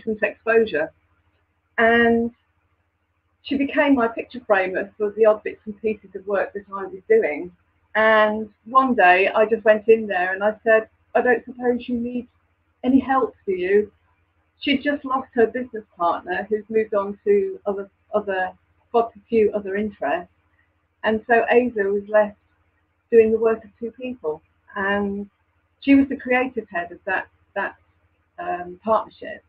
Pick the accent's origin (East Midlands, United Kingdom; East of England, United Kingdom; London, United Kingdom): East Midlands, United Kingdom; Lincolnshire; moved away as an adult; also born or lived in Croydon; now in Kent, United Kingdom; I'm from Lincolnshire, by the way, not Lancashire